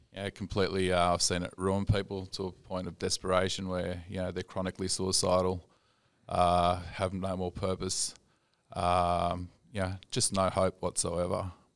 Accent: Sydney, New South Wales, Australia; I grew up in Sydney

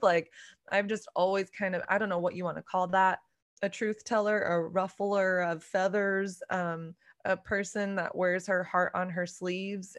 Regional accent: Dallas, Texas, United States; moved away as an adult; now in New York City, United States; I grew up in Dallas, Texas.

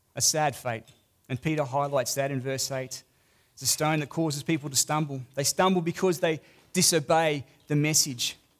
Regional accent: Australia; accent: Australian; I'm a foreigner. I'm Australian.

